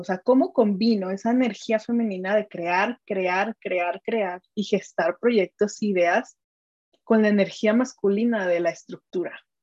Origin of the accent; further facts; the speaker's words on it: Mexico; soy mexicana, tengo 33 años